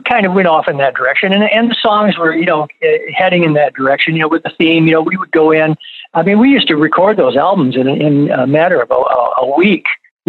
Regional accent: Flint, Michigan, United States; for me growing up in Flint, you know, R&B was it, right.

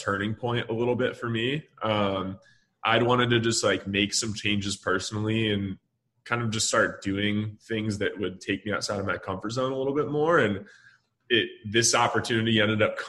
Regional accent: Michigan, United States; also born or lived in Dallas, Texas; now in Austin, United States; I'm from Michigan originally, actually

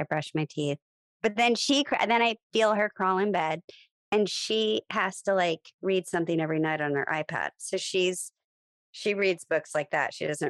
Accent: Bellevue, Nebraska, United States; moved away as an adult; also born or lived in Omaha; I'm from Bellevue, Lincoln. My family is there now

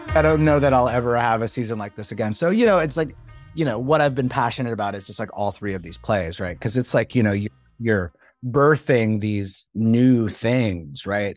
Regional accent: Canada; moved away as an adult; now in United States; I'm from Canada, right? And I, I, like, I came to the US to go to school

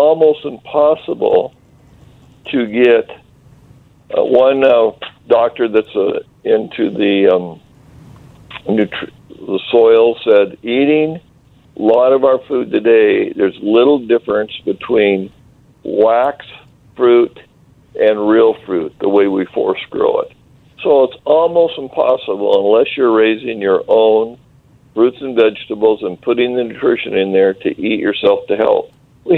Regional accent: Eastern Washington, United States

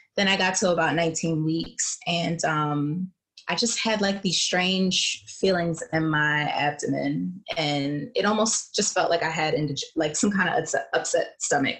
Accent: Philadelphia, Pennsylvania, United States; moved away; also born or lived in New York; I'm originally from Philadelphia

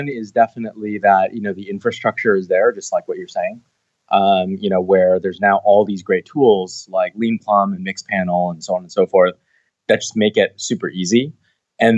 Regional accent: Seattle, Washington, United States; moved away as an adult; now in Bay Area, United States; I'm from Seattle originally

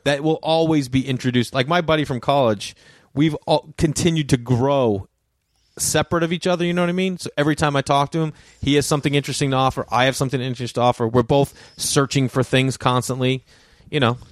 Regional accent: Boston, Massachusetts, United States; accent: Boston; a Boston accent, because that's where I'm from

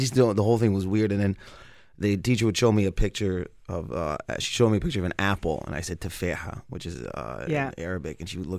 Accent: Windsor, Ontario, Canada; we grew up in Windsor

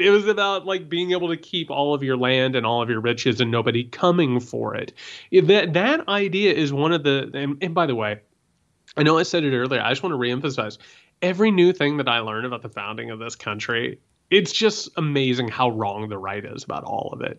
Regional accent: Indiana, United States; I grew up in Indiana

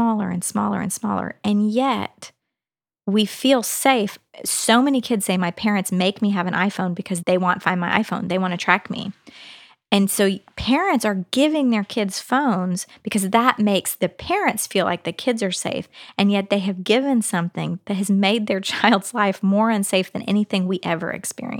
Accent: Texas, United States; now in Nashville, United States; I grew up in Texas

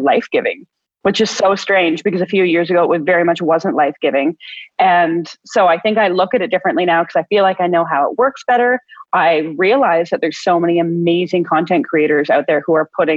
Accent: Ontario, Canada; I'm from Ontario, Canada

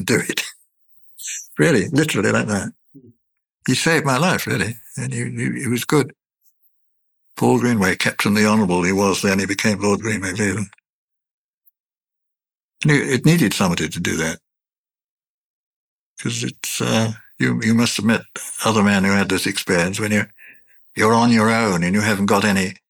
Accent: Ireland; I'm an Irishman

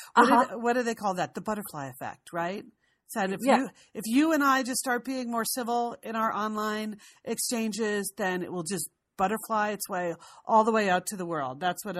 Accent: Connecticut, United States; moved away; we grew up in Connecticut

